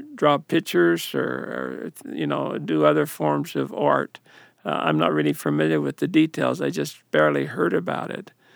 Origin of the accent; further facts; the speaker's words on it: Ephraim, Utah, United States; growing up in the Ephraim North Ward, Ephraim, Utah